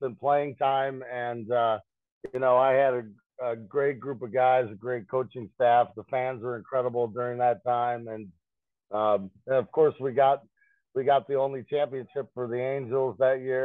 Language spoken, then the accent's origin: English; Morris, Illinois, United States; born or raised there